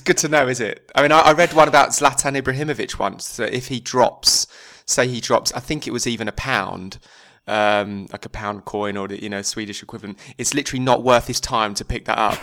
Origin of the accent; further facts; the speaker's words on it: just outside of Chelmsford, East of England, United Kingdom; I'm from just outside of Chelmsford